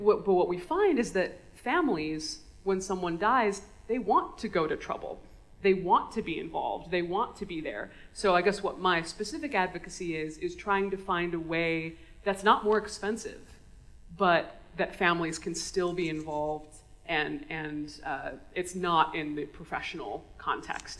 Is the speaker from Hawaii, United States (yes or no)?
yes; Honolulu, Hawaii, United States; I grew up in Honolulu, in Hawaii